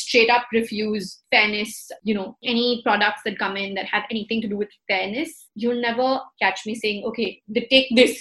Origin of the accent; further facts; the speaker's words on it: India; We're Indian